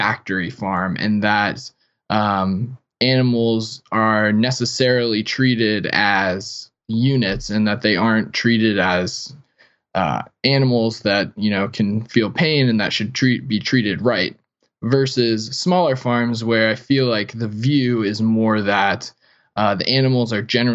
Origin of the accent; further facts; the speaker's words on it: South Florida, United States; I grew up in South Florida and never was a farm kid